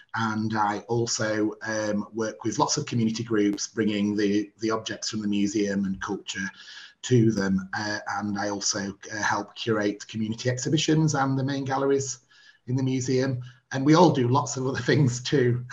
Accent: Barnsley, Yorkshire and the Humber, United Kingdom; in my hometown

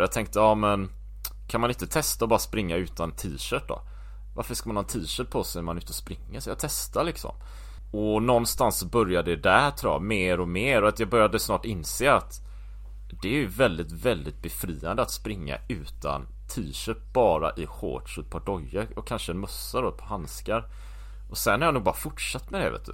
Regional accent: Gothenburg, Västra Götaland, Sweden; moved away as an adult; also born or lived in Japan / Taiwan / New Zealand / Belgium; Jag är uppväxt här i Göteborg.

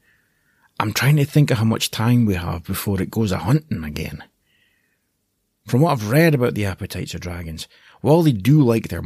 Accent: Aberdeen, Scotland, United Kingdom; originally I'm from Aberdeen on the northeast coast of Scotland

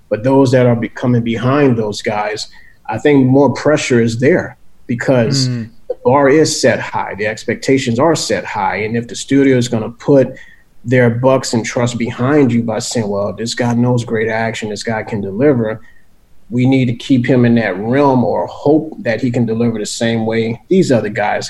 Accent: New Orleans, Louisiana, United States; growing up in New Orleans

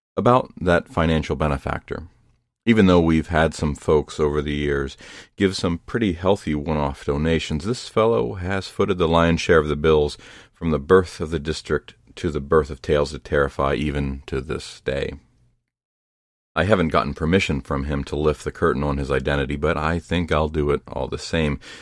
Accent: Ohio, United States; Ohio, my home state

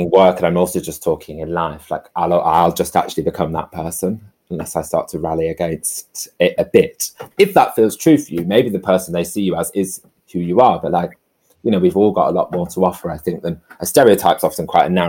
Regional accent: the north of England, United Kingdom; accent: northern; So my thing is make loads of jokes, be quite loud and crank up my northern accent and be really gay.

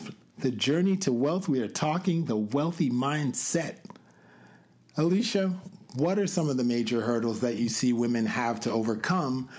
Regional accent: Canada; moved away as an adult; now in New York, United States; I'm from Canada

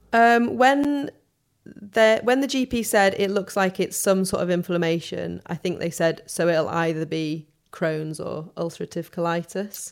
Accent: Sheffield, Yorkshire and the Humber, United Kingdom; accent: soft northern; moved away as an adult; now in London, United Kingdom; I'm from Sheffield

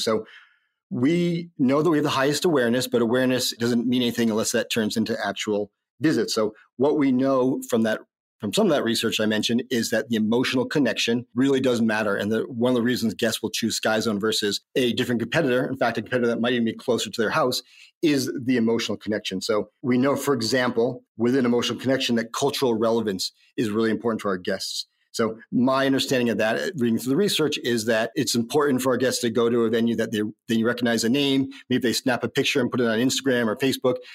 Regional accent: Northeast, United States; moved away; also born or lived in New York; I grew up in the Northeast

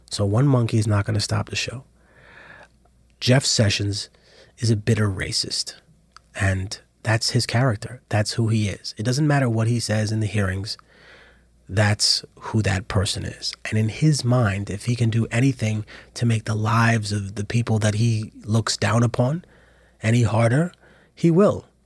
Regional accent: Peru; And oh, where are you from? I'm from Peru.

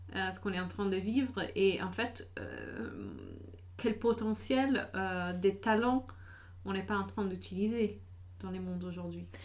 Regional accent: United States; moved away; j'ai grandi aux États-Unis

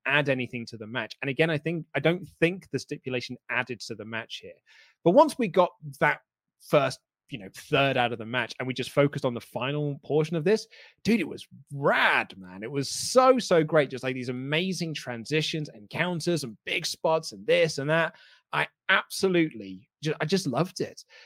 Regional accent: United Kingdom; we're a British crowd

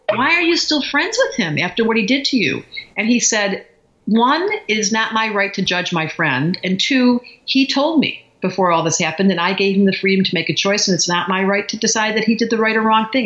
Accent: Detroit, Michigan, United States; We grew up in Detroit

